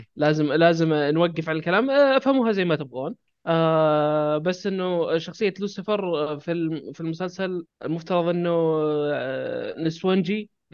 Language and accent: Arabic; Saudi Arabia; عندنا بالسعوديه